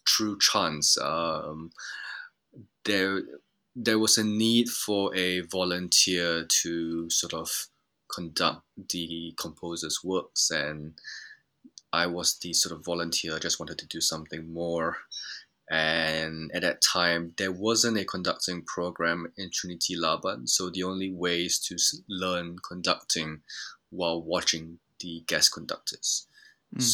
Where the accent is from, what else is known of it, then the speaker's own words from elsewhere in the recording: Japan; moved away; I grew up in Japan